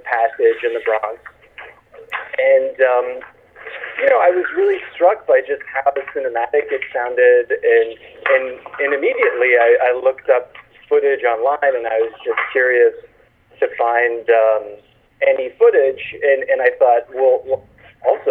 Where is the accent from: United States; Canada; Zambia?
Canada; I'm Canadian